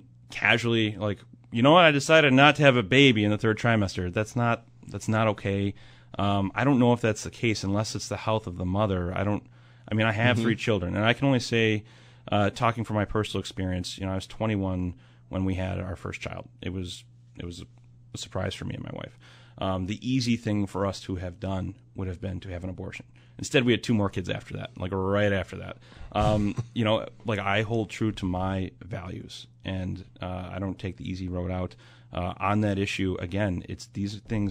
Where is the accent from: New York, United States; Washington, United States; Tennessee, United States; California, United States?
New York, United States; Buffalo; I grew up pro-life. Everyone in my family identifies as pro-life. We're Irish Catholics from South Buffalo